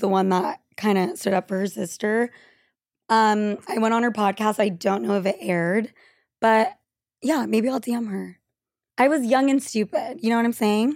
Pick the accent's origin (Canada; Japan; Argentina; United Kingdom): Argentina; moved away; I'm from Argentina